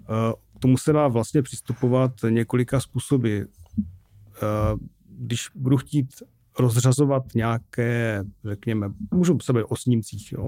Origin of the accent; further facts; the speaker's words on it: Bohumín, Moravian-Silesian Region, Czechia; accent: Ostrava; also born or lived in Ostrava / Prague; já jsem vyrostl v Bohumí